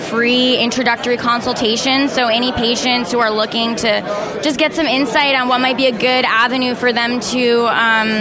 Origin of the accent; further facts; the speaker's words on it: New Jersey, United States; now in California, United States; I came from New Jersey, it's where I was born